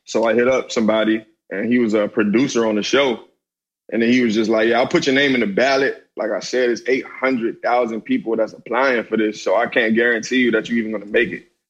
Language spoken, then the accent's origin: English; Hyattsville, Maryland, United States; I come from a city named Hyattsville, Maryland. You know what I'm saying? Around the DC metropolitan area